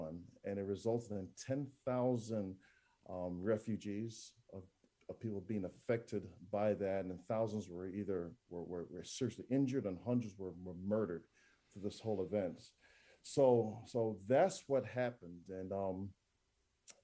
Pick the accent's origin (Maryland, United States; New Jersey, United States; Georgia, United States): New Jersey, United States; moved away as an adult; also born or lived in West Indies / Jamaica; now in Tulsa, United States; I was raised in New Jersey